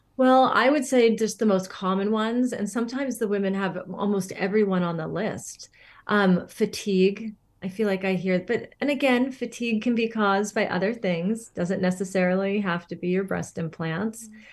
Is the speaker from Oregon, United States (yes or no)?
no; Northern California, United States; moved away as an adult; also born or lived in Pacific Northwest; I'm from an area in Northern California, and grew up for much of my life there, and then did spend some time in the Pacific Northwest.